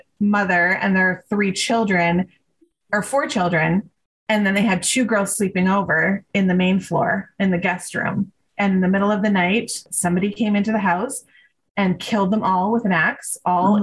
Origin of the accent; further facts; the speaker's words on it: Ontario, Canada; now in Calgary, Canada; I'm originally from Ontario